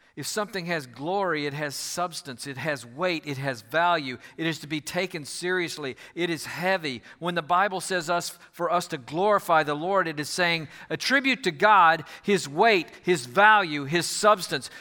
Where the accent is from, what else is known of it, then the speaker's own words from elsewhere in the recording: Houston, Texas, United States; moved away as an adult; also born or lived in Fort Worth / Nebraska; I'm from the Houston area originally